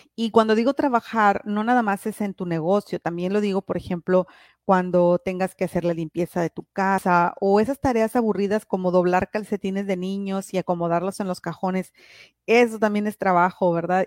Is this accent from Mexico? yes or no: yes; Piedras Negras, Coahuila, Mexico; yo soy aquí de Piedras Negras